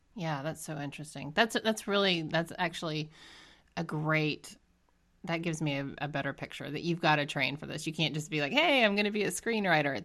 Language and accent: English; Georgia, United States; I'm from Georgia